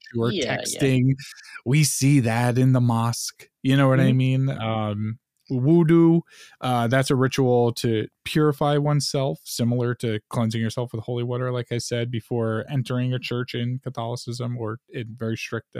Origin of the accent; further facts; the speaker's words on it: Long Island, New York, United States; growing up on Long Island